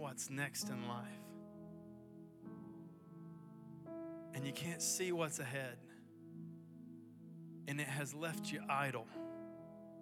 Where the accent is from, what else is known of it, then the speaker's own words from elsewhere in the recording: Athens, United States; moved away as an adult; also born or lived in Mobile, Alabama; now in Chattanooga, United States; I grew up in Athens, just north of here